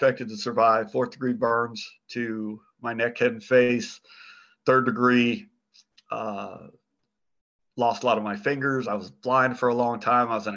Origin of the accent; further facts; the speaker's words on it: Phoenix, Arizona, United States; I was born and raised in Phoenix